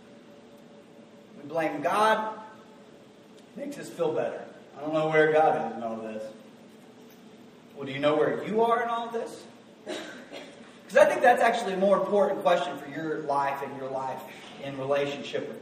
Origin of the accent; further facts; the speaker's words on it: the South, United States; we're from the South, so we say Baal